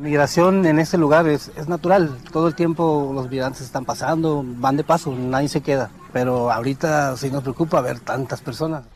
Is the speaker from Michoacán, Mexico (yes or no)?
yes; Michoacán, Mexico; now in Texas, United States; yo vivo en Texas y soy este, de Michoacán, México